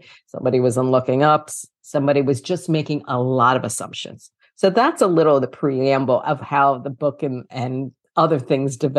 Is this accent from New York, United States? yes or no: yes; New York City, New York, United States; also born or lived in Brooklyn; I am from New York City, born in Brooklyn, raised in Queens, lifetime New Yorker